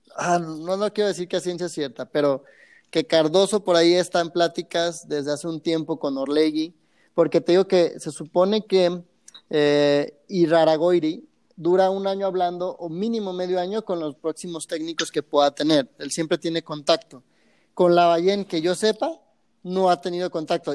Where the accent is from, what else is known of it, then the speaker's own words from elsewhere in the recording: Guadalajara, Jalisco, Mexico; los tapatíos somos muy diferentes a, los de alrededor